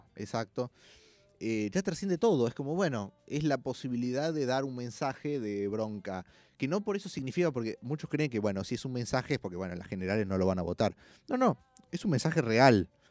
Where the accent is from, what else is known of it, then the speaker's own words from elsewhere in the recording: Villa Carlos Paz, Córdoba, Argentina; now in Buenos Aires, Argentina; de Carlos Paz, que es de donde soy